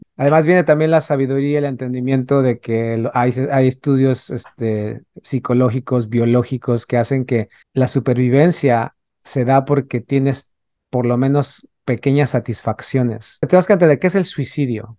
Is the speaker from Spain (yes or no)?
no; Mexico City, Mexico; yo que crecí en la Ciudad de México